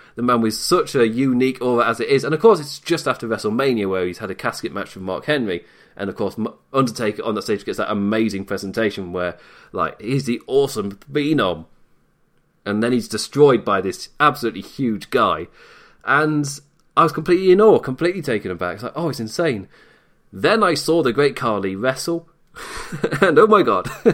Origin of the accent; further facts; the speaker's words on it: United Kingdom; I am British